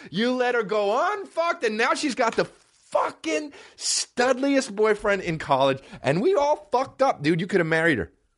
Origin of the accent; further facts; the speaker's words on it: West Coast, United States; I'm East Coast born, but West Coast raised, just like …